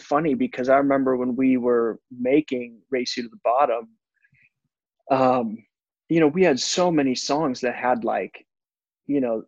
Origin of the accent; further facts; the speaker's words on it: Minneapolis, Minnesota, United States; I'm originally from Minnesota, from Minneapolis, Minnesota